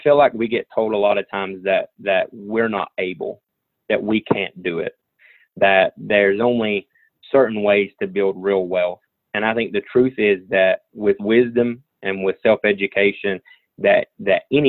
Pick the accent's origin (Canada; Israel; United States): United States; Southwest Virginia; I'm from Southwest Virginia, so everybody calls this coal country